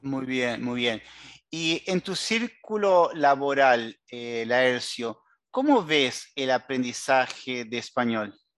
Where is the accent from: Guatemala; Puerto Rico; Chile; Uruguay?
Uruguay; como decimos en Uruguay